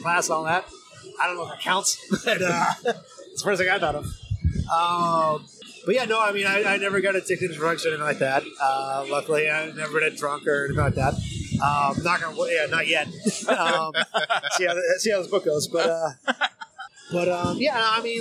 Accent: New England, Massachusetts, United States; I grew up in New England in Massachusetts

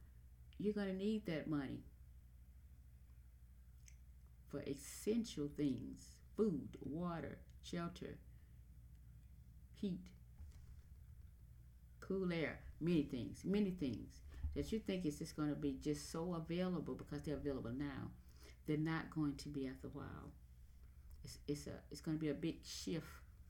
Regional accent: United States; I'm an American.

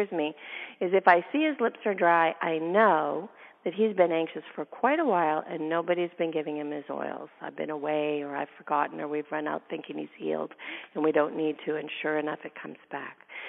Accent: Canada; now in United States; I'm Canadian

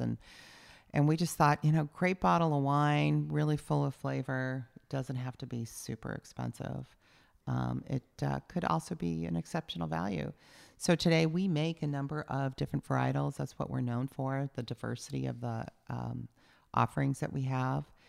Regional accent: San Diego, California, United States; moved away as an adult; also born or lived in Ohio / San Francisco; now in Napa Valley, United States; I grew up a Southern California girl

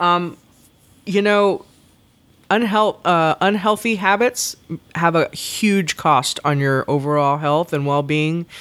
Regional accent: the South, United States; I'm from the South

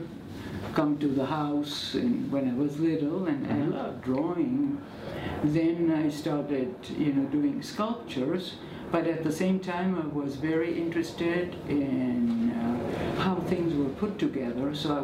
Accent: Argentina; also born or lived in Belgium; I was born in Belgium, but as a toddler. I mean, or actually I was 4 years old when my parents decided to move to Argentina.

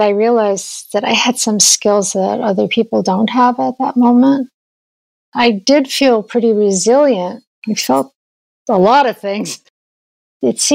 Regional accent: New York, United States; I grew up in New York

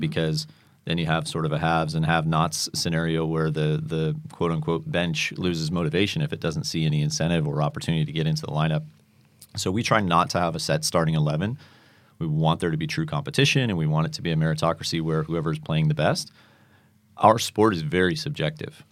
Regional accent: Manchester, North West England, United Kingdom; moved away; I grew up in Manchester, England

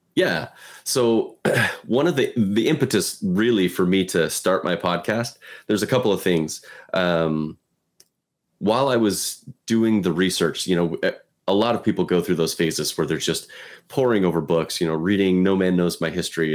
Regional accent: Pacific Northwest, United States; So I was born and raised in the Pacific Northwest

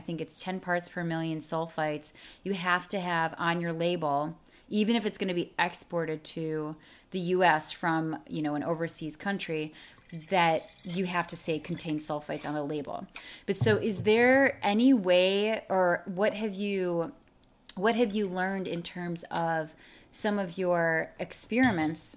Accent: Chicago, Illinois, United States; also born or lived in St. Louis; I'm from Chicago, and so when I went to school in St. Louis

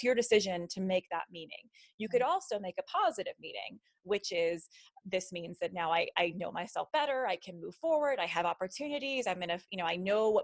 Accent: Las Vegas, Nevada, United States; moved away as an adult; also born or lived in Nashville; I'm from Las Vegas. We recently moved back here, but I was living in Nashville for the past 4 years

